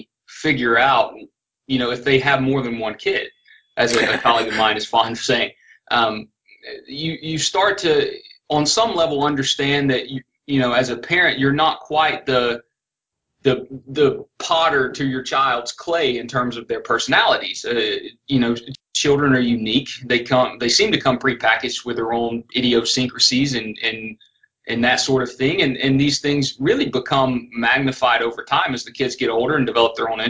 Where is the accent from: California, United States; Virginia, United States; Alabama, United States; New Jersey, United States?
Alabama, United States; Northwest Florida, South; accent: South Alabama, Northwest Florida; That's a South Alabama, Northwest Florida accent. And it's a product of the fact that I was born and raised in that region